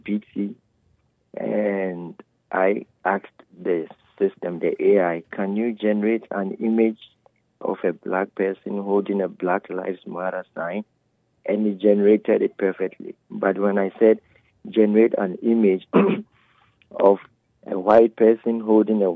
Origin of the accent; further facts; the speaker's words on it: Ghana; now in Texas, United States; I'm originally from Africa, Ghana